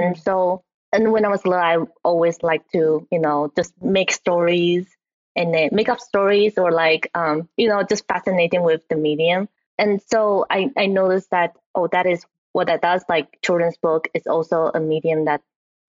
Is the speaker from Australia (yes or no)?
no; Taiwan; moved away; So I was originally from Taiwan. And then when I was in Taiwan, you know, we grew up watching anime on TV.